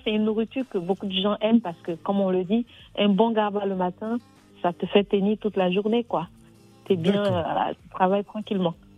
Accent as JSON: {"language": "French", "country": "Côte d’Ivoire", "moved": "yes", "lives_now": "France", "said": "je suis ivoirien 100%"}